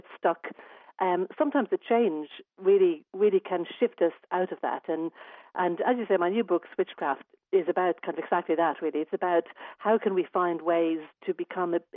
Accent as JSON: {"language": "English", "town": "Dublin", "region": "Leinster", "country": "Ireland", "moved": "yes", "lives_now": "Adelaide, Australia", "said": "I'm actually from Dublin originally"}